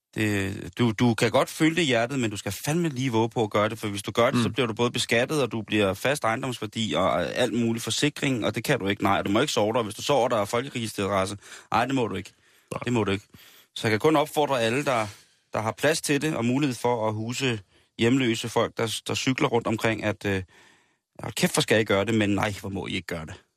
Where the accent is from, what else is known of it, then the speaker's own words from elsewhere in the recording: Denmark; som danskere